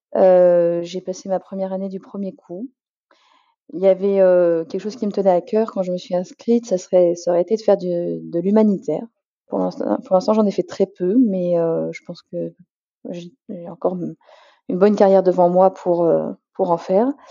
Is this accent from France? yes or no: yes; Essonne, Île-de-France, France; moved away as an adult; now in Creuse, France; je suis originaire de l'Essonne